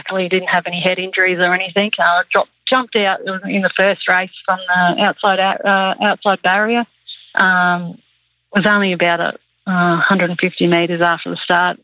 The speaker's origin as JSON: {"language": "English", "town": "Toowoomba", "region": "Queensland", "country": "Australia", "tie": "born or raised there", "said": "We grew up in Toowoomba"}